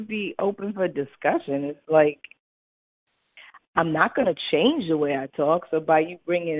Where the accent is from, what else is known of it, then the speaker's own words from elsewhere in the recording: New York, United States; I'm still a New Yorker.